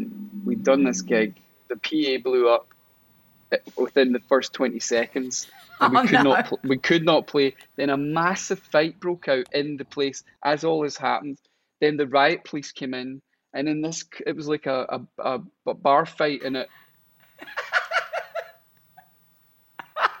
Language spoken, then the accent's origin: English; Stafford, West Midlands, United Kingdom; moved away; also born or lived in Crouch End, London; I was born in Stafford.